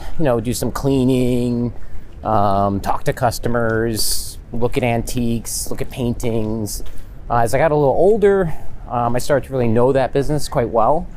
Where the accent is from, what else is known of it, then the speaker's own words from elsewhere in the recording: Catskill, New York, United States; I was born in Catskill, New York